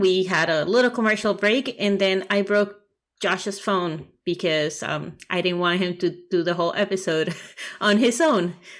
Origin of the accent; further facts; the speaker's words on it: Puerto Rico; I was born and raised in Puerto Rico, Afro-Latina, and technically Afro-Caribbean as well, but I'm the opposite of Mike, where my Latinidad was the more emphasis more than the Caribbean-ness.